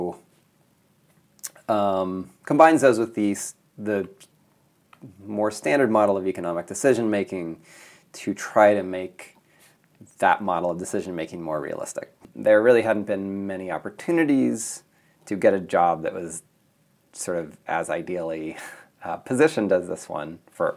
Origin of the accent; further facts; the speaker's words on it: Mead, Nebraska, United States; moved away as an adult; also born or lived in California / East Africa; I'm originally from Nebraska. I grew up on a farm a few miles north of Meade, Nebraska.